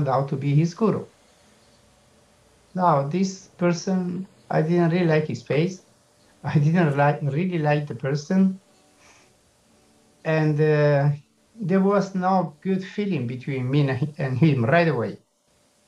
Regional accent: Milan, Lombardy, Italy; English is a second language; I'm from Milan

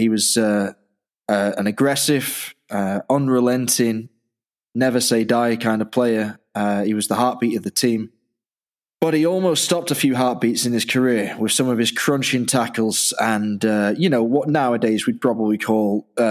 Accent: Dublin, Leinster, Ireland; born there; I was born in Dublin, so I've had an Irish passport all my life

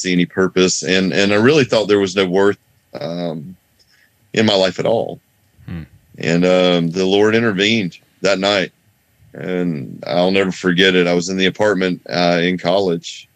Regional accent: North Carolina, United States; I grew up here in North Carolina, where I still live.

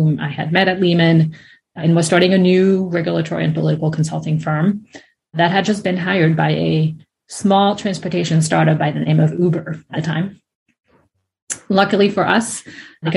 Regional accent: France; moved away as an adult; now in United States; I'm from France originally

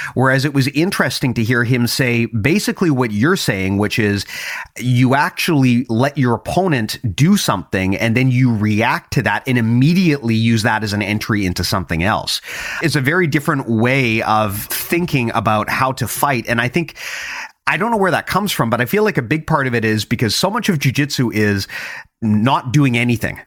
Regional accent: Canada; as a Canadian

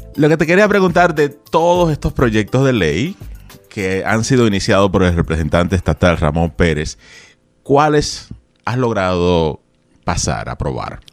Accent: Dominican Republic; Yo soy de República Dominicana

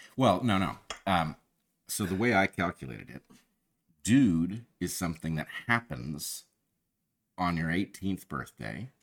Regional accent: California, United States; we grew up in California

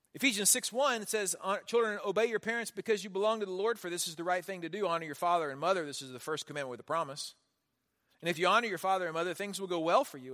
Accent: Houston, Texas, United States; I grew up in Houston

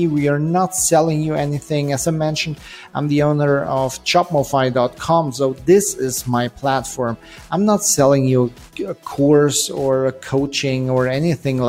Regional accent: Germany; I'm an entrepreneur from Germany

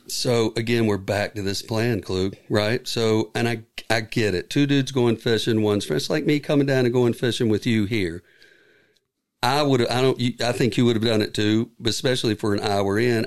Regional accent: United States; I'm from Carolina

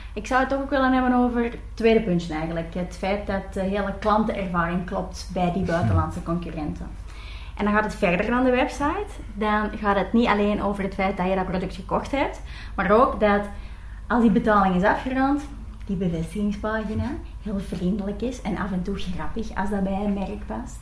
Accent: Belgium; als Belgen

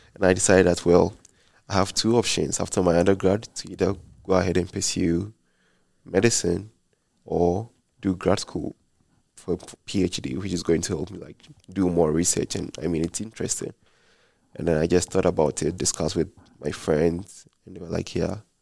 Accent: Ghana; moved away as an adult; now in Provo, United States; I'm from Ghana, West Africa

